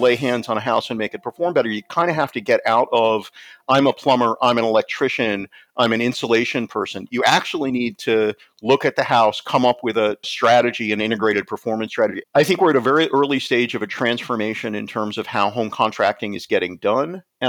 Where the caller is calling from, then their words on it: Albany, New York, United States; I'm sitting just outside of Albany, New York in upstate.